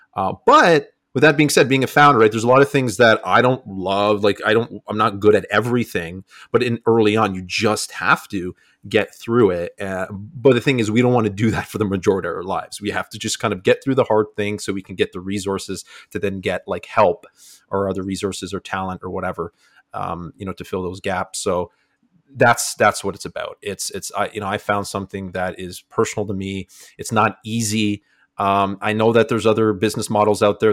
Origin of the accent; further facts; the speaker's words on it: Niagara region, Ontario, Canada; I'm from Canada, Niagara region